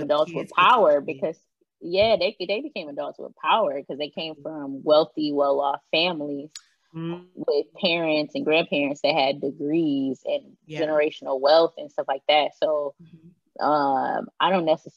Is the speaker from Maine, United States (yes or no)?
no; Michigan, United States; I grew up in Michigan, but my grandma already taught me about Juneteenth